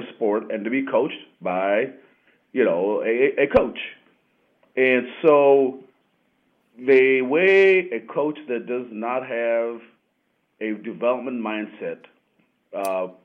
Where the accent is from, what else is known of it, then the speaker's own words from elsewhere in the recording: United States; also born or lived in Kenya; Growing up in the United States